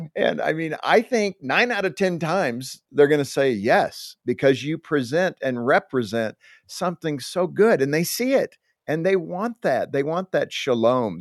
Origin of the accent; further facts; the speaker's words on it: Southern California, United States; also born or lived in Compton, California; I was growing up in Southern California